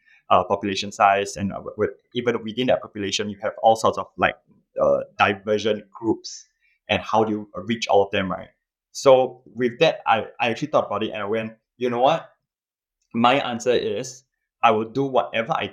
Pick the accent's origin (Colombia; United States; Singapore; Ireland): Singapore; I'm a Singaporean. I live in Singapore